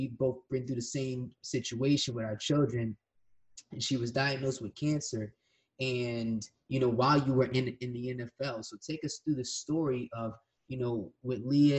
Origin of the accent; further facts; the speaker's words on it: Willingboro, New Jersey, United States; when I was a kid, my family moved down to Willowboro